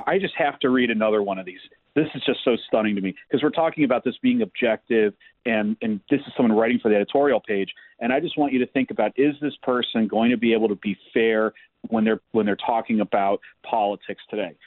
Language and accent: English; Cleveland, Ohio, United States; I grew up in Cleveland